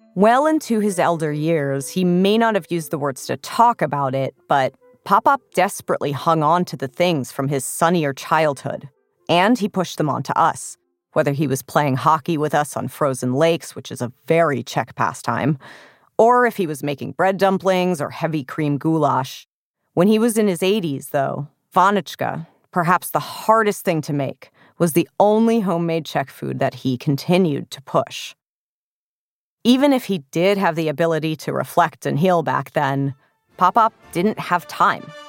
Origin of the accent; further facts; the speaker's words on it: New York City, New York, United States; I was born in the Bronx.